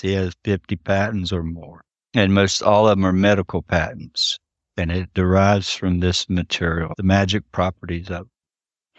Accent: around the Tuscarora tribe, North Carolina, United States; I was raised in and around the Tuscarora tribe, it's right here

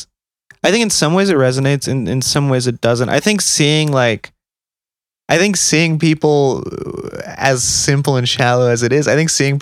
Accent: Southern California, United States; I grew up in Southern California.

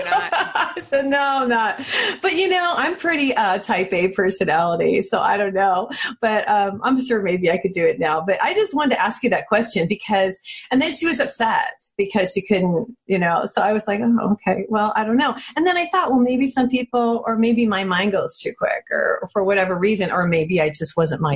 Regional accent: New Mexico, United States; I'm from New Mexico

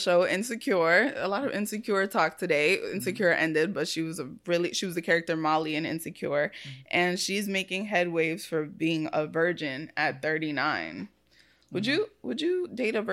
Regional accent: New York City, New York, United States; I'm from the Bronx

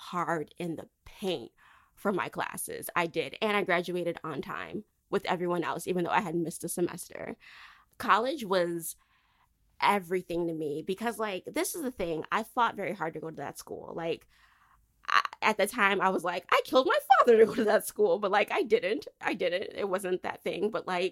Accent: Michigan, United States; moved away as an adult; I did not want to stay home in Michigan because Michigan, no offense to my home state

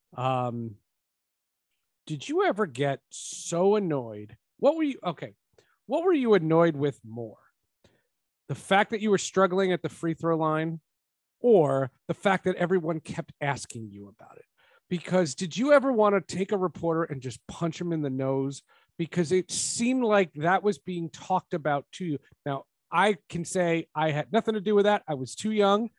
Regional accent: New Jersey, United States; I grew up in New Jersey

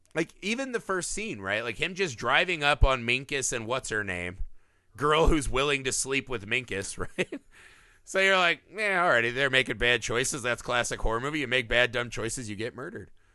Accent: Midwest, United States; I grew up in the Midwest

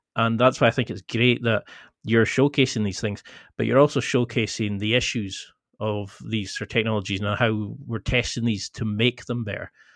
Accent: the Highlands, Scotland, United Kingdom; I come from the Highlands

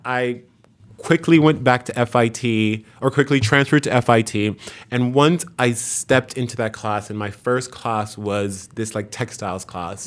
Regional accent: New York City, New York, United States; also born or lived in Haiti; I grew up in a Haitian family in New York, in Queens.

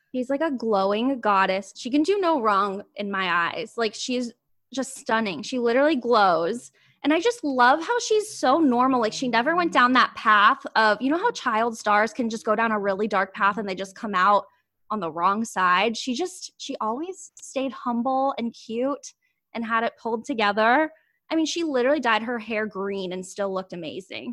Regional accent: Ohio, United States; moved away as an adult; now in New York City, United States; I'm from Ohio

